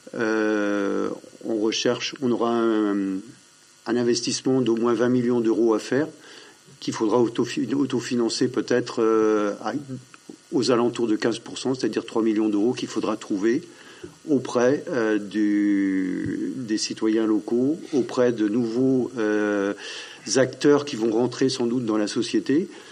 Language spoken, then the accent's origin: French; Drouges, Brittany, France; je suis originaire de Drou, je suis agriculteur en retraite